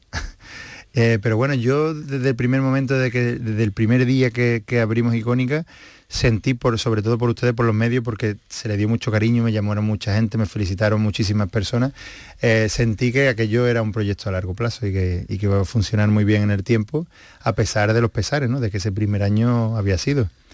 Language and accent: Spanish; Seville, Andalusia, Spain; como sevillanos que somos